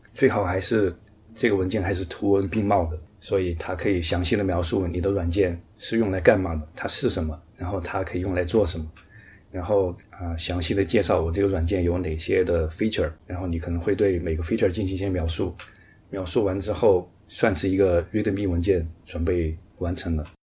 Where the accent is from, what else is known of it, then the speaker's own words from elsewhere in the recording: Chengdu, Sichuan, China; moved away as an adult; now in Singapore; 我是来自四川成都的一位程序员，目前在新加坡工作